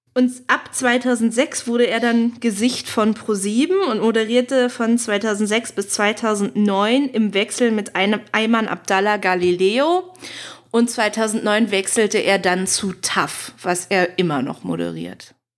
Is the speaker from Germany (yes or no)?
yes; Berlin, Germany; als Berlinerin